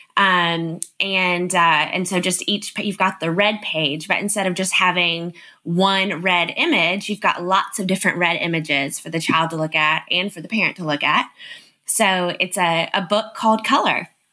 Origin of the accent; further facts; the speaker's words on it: Nashville, Tennessee, United States; also born or lived in Los Angeles; I'm in Nashville, Tennessee. I was born in Los Angeles, um, but my dad's in the music business. So it brought us to Nashville when I was 18 months old. So nice. Nashville is home.